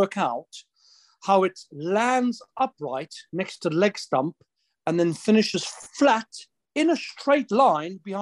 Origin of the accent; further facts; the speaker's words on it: South Africa; moved away; I felt homesick, as in South African homesick